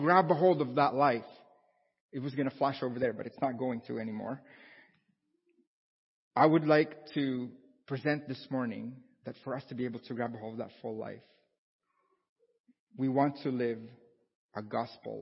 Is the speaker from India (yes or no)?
no; Philippines; moved away as an adult; now in Canada; I'm from a tropical country. I was born and raised in the Philippines